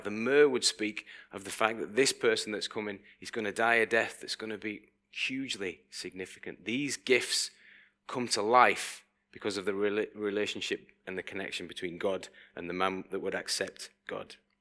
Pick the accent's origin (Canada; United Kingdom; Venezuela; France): United Kingdom; we're quite British people, people who live on this island